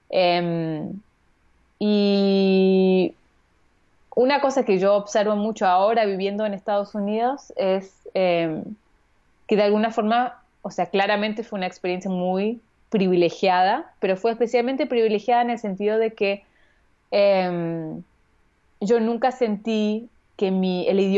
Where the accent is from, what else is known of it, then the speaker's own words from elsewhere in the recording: Vienna, Austria; born there; Yo nací al año eh, en Viena y mi hermano también.